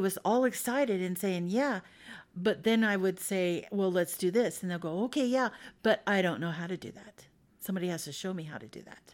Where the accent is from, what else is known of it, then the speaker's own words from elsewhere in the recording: Idaho, United States; I'm from Idaho. Uh, but I went around, I'm, I've been all over the place. But I moved back to Boise in two thousand five